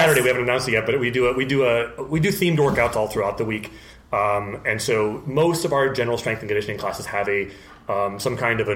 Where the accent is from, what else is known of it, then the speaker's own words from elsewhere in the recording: North Dakota, United States; now in Burbank, United States; I grew up in North Dakota, in a pretty rural area